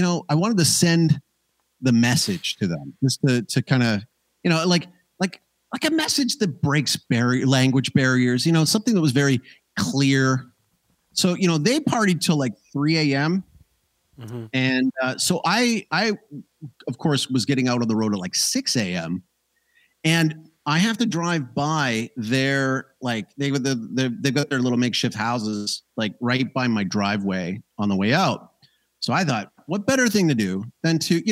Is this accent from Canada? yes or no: yes; Banff, Alberta, Canada; moved away; I am an immigrant who comes from the land of the ice and snow, and there's hot springs near where I grew up out in Banff.